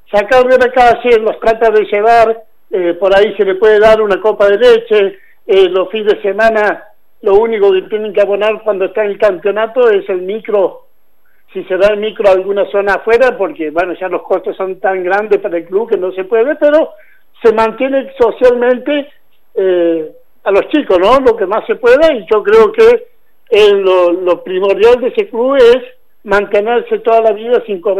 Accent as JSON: {"language": "Spanish", "region": "Santiago del Estero", "country": "Argentina", "moved": "yes", "lives_now": "Río Cuarto, Argentina", "said": "me hice en Santiago porque vine de Santiago de Estero"}